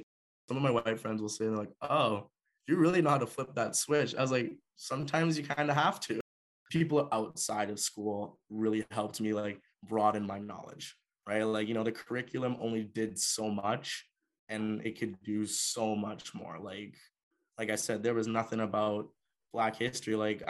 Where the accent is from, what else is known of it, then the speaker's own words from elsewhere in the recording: Canada; I'm African, I'm here, I'm strong. I'm Canadian, I'm here, I'm strong, right?